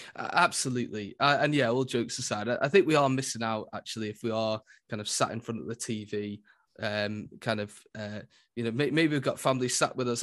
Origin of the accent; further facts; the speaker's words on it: Lancashire, North West England, United Kingdom; I'm from Lancashire